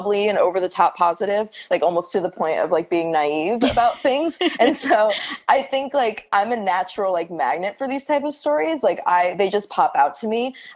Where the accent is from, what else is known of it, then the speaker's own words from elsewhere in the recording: California, United States; now in New York City, United States; I'm based in New York City, though I'm originally from California.